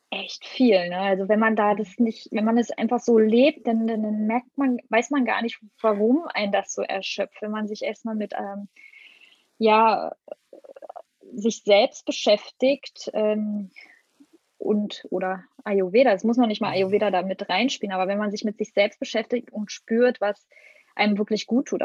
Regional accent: Brandenburg, Germany; Die leben in Brandenburg in der Nähe von Berlin. Die haben dort ein Haus und einen Garten, wo ich aufgewachsen bin.

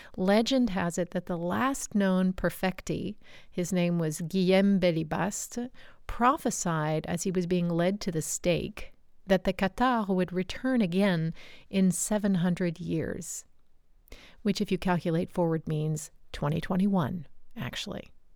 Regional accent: United States; moved away as an adult; also born or lived in Canada; now in France; I was born and raised in the United States and considered American by my family standards

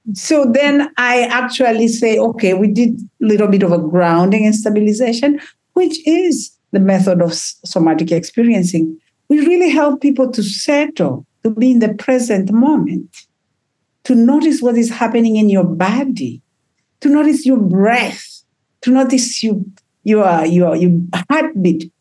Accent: Tanzania; moved away; I come from Africa

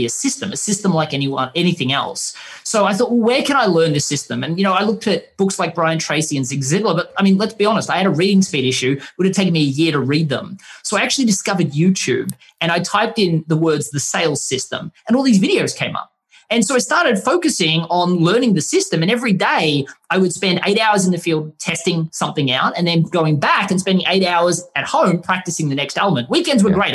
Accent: Australia; we're from Australia

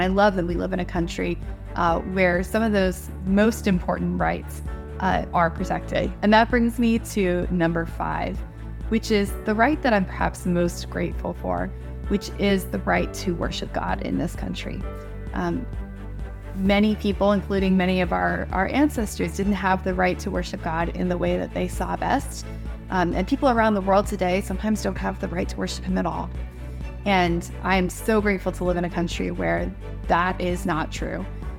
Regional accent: United States; I'm grateful for as an American.

